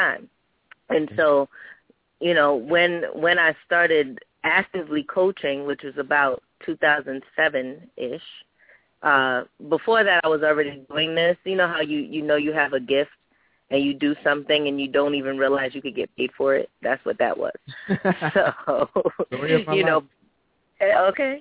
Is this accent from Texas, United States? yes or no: no; New York City, New York, United States; I was born and raised in Brooklyn, New York.